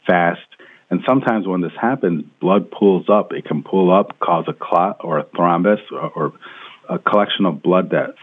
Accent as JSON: {"language": "English", "town": "Rochester", "region": "New York", "country": "United States", "tie": "born or raised there", "also_born_or_lived": "Washington, D.C.", "moved": "as an adult", "lives_now": "California, United States", "said": "back home in Rochester, New York, where I was born and raised"}